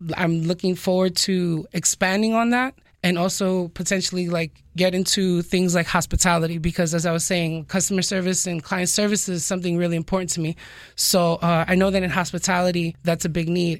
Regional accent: New York City, New York, United States; moved away as an adult; also born or lived in Dominican Republic (ancestry); now in South Florida, United States; I was born and raised in New York City. I'm originally from the Bronx

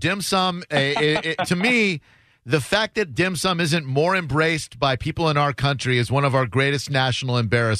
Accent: Framingham, Massachusetts, United States; moved away; I was raised in Framingham, Mass, and I definitely remember the bone chilling weather up there.

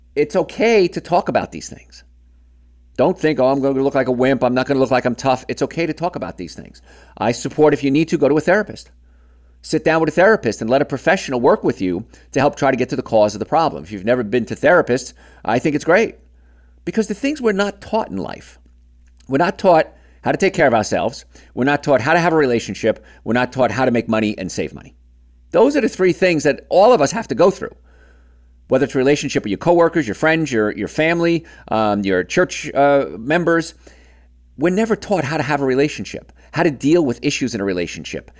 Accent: New York, United States; I grew up in New York, which is on the eastern end of the time zone

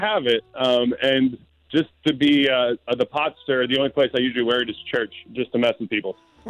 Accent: New Hampshire, United States; now in Fernandina Beach, United States; I was born and raised in New Hampshire with Boston parents.

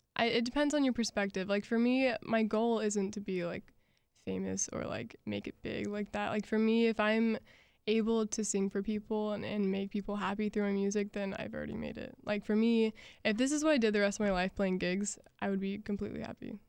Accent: Jacksonville, Florida, United States; I'm from Jacksonville

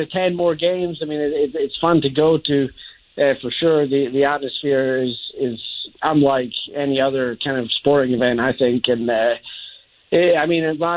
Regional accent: Scotland, United Kingdom; now in United States; growing up in Scotland

